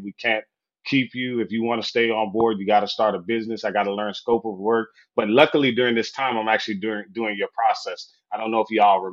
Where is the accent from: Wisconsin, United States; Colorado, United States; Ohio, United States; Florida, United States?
Florida, United States; moved away as an adult; also born or lived in Southwest Michigan; I'm from Florida, by the way. So I'm a Sunshine State boy